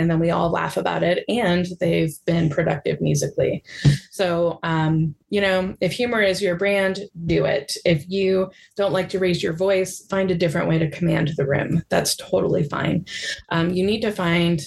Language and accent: English; Midwest, United States; I identify as a Midwesterner